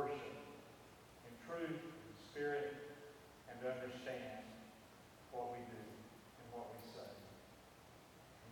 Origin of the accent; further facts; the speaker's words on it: Western North Carolina, United States; I grew up in Western North Carolina